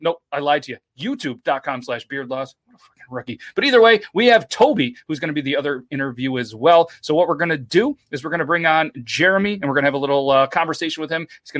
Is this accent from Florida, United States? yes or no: yes; Florida, United States; Hey, I'm from Florida.